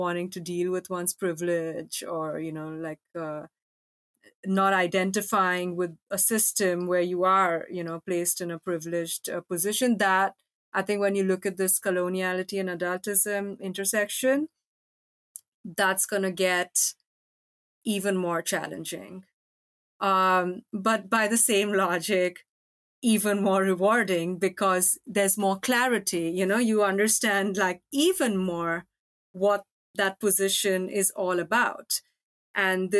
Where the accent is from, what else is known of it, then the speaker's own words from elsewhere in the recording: India; moved away; also born or lived in Norway; I grew up in India